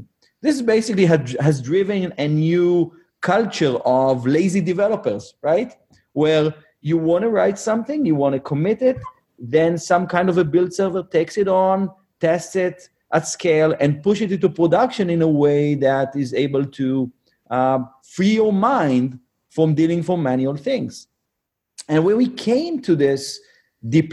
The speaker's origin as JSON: {"language": "English", "country": "Israel", "tie": "born or raised there", "said": "born and raised in Israel"}